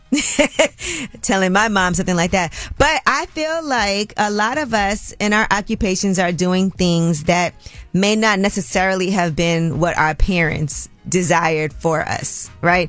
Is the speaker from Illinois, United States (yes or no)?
no; New York City, New York, United States; a young girl growing up in Brooklyn